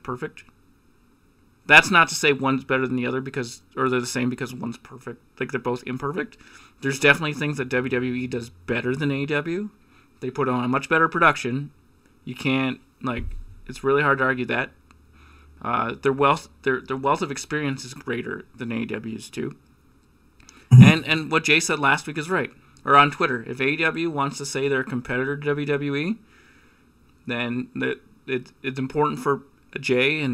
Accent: Canada; as a Canadian who went to Revolution

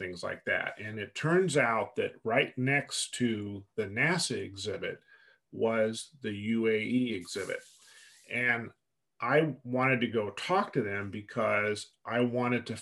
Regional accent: United States; I'm an American, so I don't know how to speak Arabic

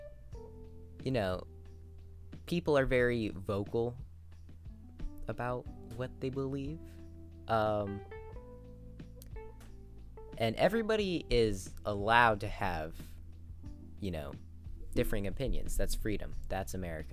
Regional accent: United States

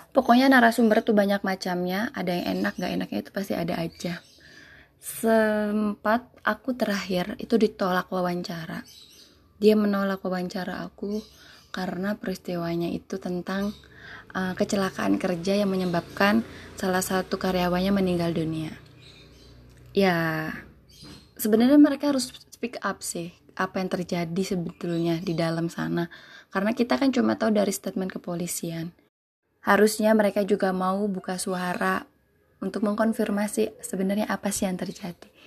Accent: West Java, Indonesia; first language Sundanese; now in Yogyakarta, Indonesia; karena aku bukan dari Jogja sendiri aku asli Jawa Barat notabene bahasa Sunda ketika aku hidup di Jogja ini

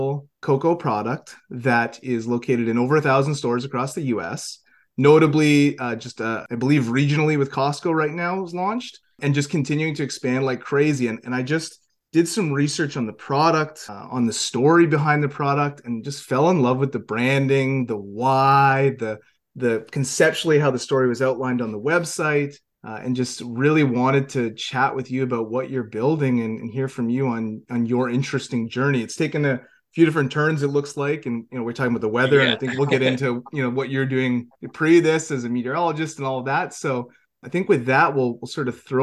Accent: Canada; also born or lived in Vancouver area; as a Canadian

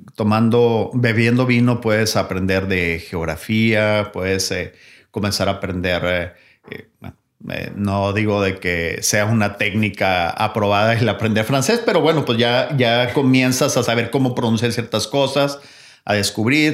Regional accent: Mexico; lo que nos hace nuestro como mexicanos

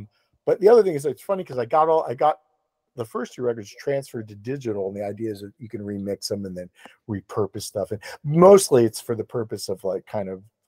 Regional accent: Florida, United States; because I'm from Florida, and so …, you know, I hear things … said

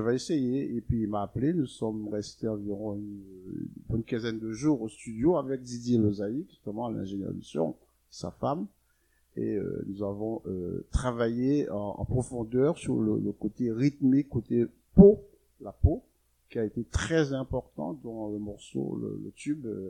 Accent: Guadeloupe; now in Paris, France; chez nous, en Guadeloupe

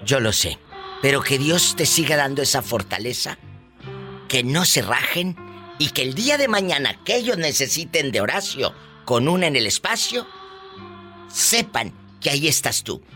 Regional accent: Tamaulipas, Mexico; now in United States; yo soy de Tamaulipas

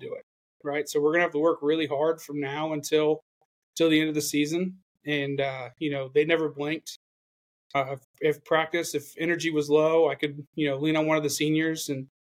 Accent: Oviedo, Florida, United States; moved away as an adult; now in Tennessee, United States; I was from Oviedo, right? I'm from Florida

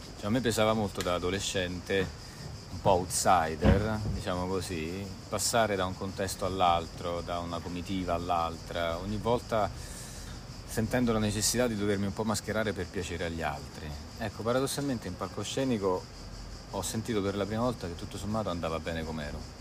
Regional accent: Avezzano, Abruzzo, Italy; Io vengo da Avezzano, una cittadina piuttosto grande, eh, in Abruzzo, in provincia dell'Aquila

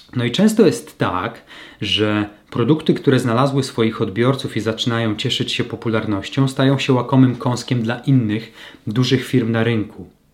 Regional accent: Lower Silesian Voivodeship, Poland; w mojej niewielkiej mieścinie na Dolnym Śląsku, w rodzinnym mieście

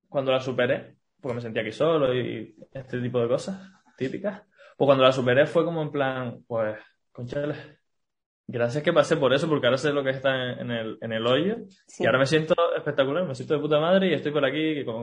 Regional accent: Canary Islands, Spain; now in Barcelona, Spain; Como, vengo de Canarias, aquí en, Barcelona no, estoy acostumbrado

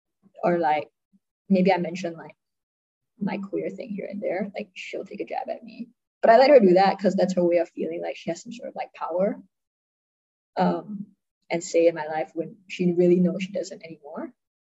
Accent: Singapore; accent: American; if I talk in my like American accent, right, like nobody can tell I'm Singaporean.

